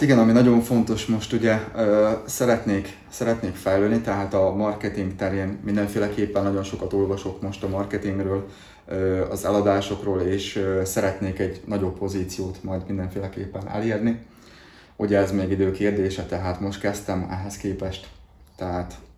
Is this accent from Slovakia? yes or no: yes; Dunajská Streda area, Trnava Region, Slovakia; felvidéki lakos, Dunaszerdál környékéről származok